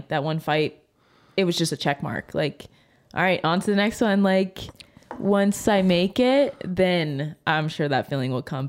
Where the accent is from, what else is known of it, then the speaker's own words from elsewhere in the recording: Ohio, United States; now in Lexington, United States; we came to Lexington from Ohio. It was 2018, I believe.